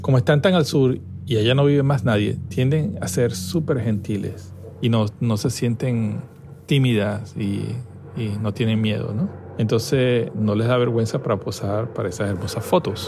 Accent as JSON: {"language": "Spanish", "town": "Caracas", "region": "Capital District", "country": "Venezuela", "tie": "born or raised there", "also_born_or_lived": "Margarita Island", "said": "Soy venezolano de nacimiento, crecí en Venezuela, en Caracas"}